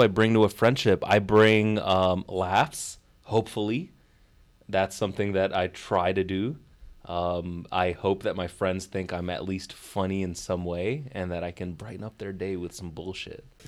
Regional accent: Chicago, Illinois, United States; moved away as an adult; also born or lived in Kuwait / New York City / Dubai; to be back in my hometown, but on a different side of the city, far away from where I grew up

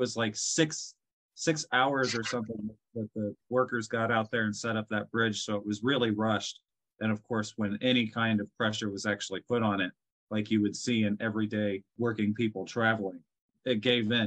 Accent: Cincinnati, Ohio, United States; I'm from Ohio. I'm from the Midwest.

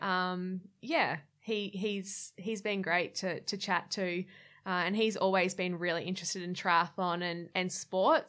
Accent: Gold Coast, Queensland, Australia; also born or lived in Brisbane; I grew up on the Gold Coast

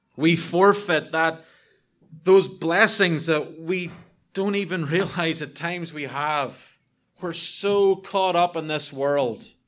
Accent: United Kingdom; I'm British

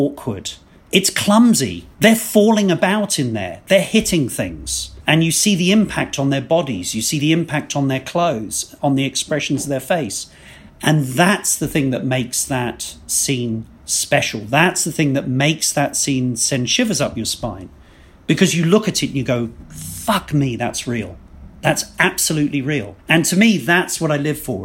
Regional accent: England, United Kingdom; two English guys

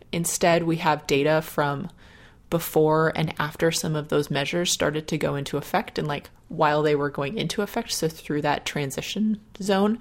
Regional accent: Dayton, Ohio, United States; my hometown University of Dayton Flyers

